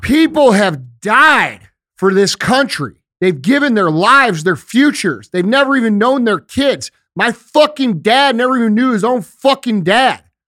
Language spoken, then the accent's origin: English; United States; We as American citizens